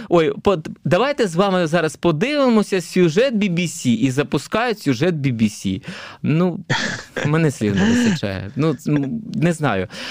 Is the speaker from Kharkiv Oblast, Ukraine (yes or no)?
yes; Kharkiv, Kharkiv Oblast, Ukraine; also born or lived in Dnipro, Ukraine; Я сам взагалі родом із Дніпра. Тоді це був Дніпропетровськ. Там виріс до сіми років. Потім переїхав я особисто до Харкова на навчання